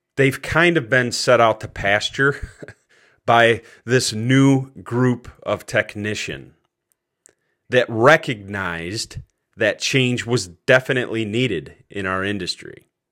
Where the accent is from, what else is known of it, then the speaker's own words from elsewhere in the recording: Cortland, New York, United States; moved away as an adult; my hometown of Cortland, New York